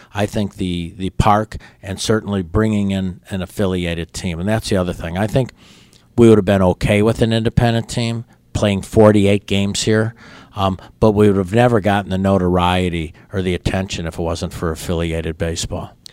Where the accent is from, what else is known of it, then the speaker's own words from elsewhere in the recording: La Grange, Illinois, United States; also born or lived in Berwyn, Illinois / Brookfield, Illinois / Pensacola, Florida; when I was in fifth grade, my family moved right next door to a place called LaGrange, Illinois. So until I went to college, I stayed there